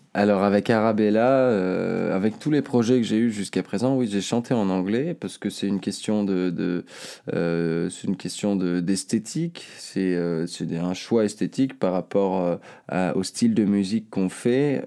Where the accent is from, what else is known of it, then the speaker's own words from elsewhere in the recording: Seyssinet-Pariset, Auvergne-Rhône-Alpes, France; né là, je suis né ici. Ici, vers Cessiné. J'ai grandi à Cessiné, et j'habite aujourd'hui encore assassiné